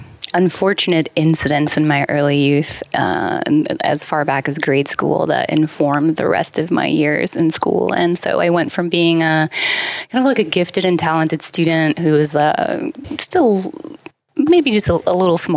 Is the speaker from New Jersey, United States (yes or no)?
yes; Hudson County, New Jersey, United States; But I grew up in New Jersey.